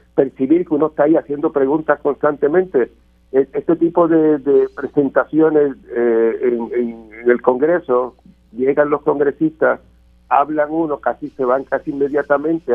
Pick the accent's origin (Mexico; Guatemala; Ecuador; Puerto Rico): Puerto Rico; como puertorriqueño